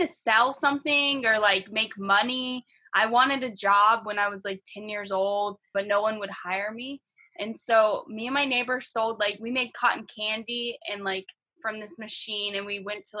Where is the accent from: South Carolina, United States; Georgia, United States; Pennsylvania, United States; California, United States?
Georgia, United States; Acworth; moved away as an adult; now in Boston, United States; home for me is Acworth, Georgia, and I've basically lived my entire life there